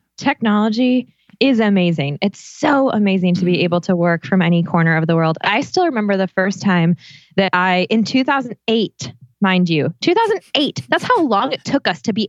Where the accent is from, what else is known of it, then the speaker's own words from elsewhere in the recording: England, United Kingdom; I'm the same. I'm English.